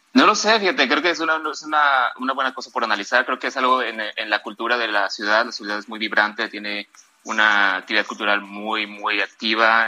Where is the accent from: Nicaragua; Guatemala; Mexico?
Mexico; Guadalajara, Jalisco; moved away as an adult; now in Los Angeles, United States; yo soy mexicano de Guadalajara